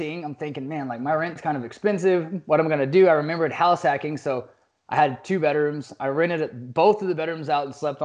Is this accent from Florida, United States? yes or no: no; Fort Worth, Texas, United States; I was born and raised in Fort Worth, Texas. I went to private school here.